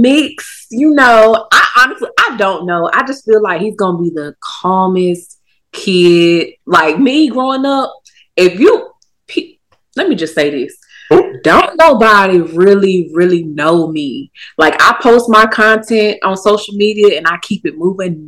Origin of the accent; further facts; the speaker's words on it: Durham, North Carolina, United States; also born or lived in Savannah, Georgia / Atlanta, Georgia; now in Charlotte, United States; I'm born and raised Durham, North Carolina, but since then I've moved around